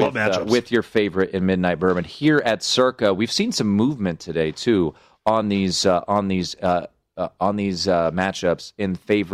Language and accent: English; Washington, District of Columbia, United States; moved away as an adult; also born or lived in Baltimore, Maryland; now in Las Vegas, United States; Grew up in the D.C. area. I lived in Baltimore for a couple of years.